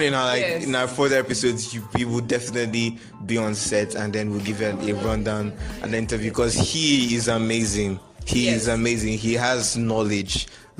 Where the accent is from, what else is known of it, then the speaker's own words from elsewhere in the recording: Nigeria; I'm from Nigeria. We all are from Nigeria.